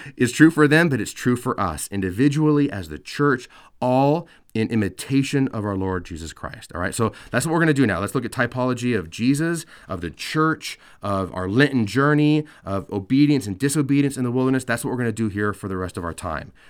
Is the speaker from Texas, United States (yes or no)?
no; California, United States; I, I grew up in California